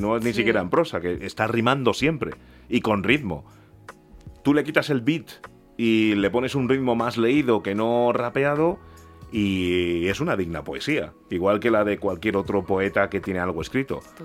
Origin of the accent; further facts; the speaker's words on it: Spain; cuando llegué a España yo tenía dos años y yo soy súper español